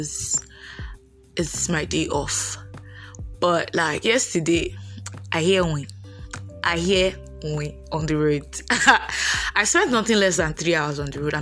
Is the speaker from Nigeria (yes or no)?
yes; Lagos, Nigeria; moved away as an adult; also born or lived in Anambra; I was born and brought up in Lagos, so my parents stay in Lagos